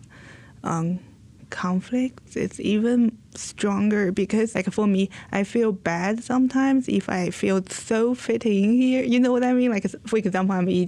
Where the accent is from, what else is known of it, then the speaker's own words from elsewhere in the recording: China; now in United States; I am from China